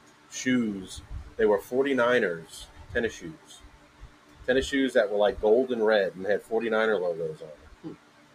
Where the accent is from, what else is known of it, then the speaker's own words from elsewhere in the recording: New Orleans, Louisiana, United States; growing up in New Orleans in the 90s